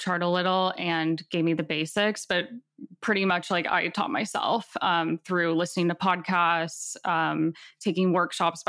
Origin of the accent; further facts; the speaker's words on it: the South of America, United States; I grew up in the South of America, which is very religious